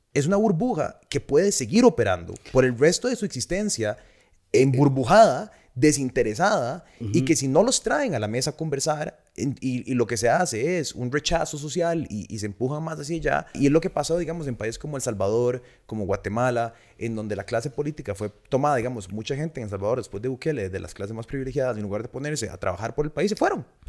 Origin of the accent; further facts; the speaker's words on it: Costa Rica; todos somos ticos